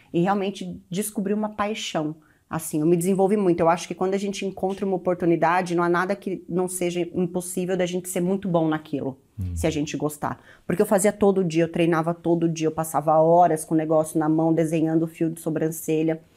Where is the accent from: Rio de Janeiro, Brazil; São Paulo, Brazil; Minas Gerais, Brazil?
São Paulo, Brazil; Osasco; Eu nasci aqui em São Paulo, mas cresci em Osasco.